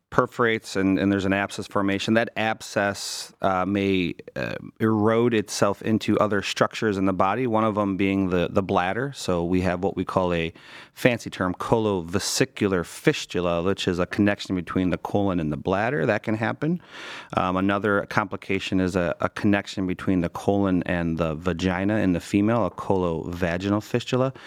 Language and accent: English; Cleveland, Ohio, United States; Born and raised in Cleveland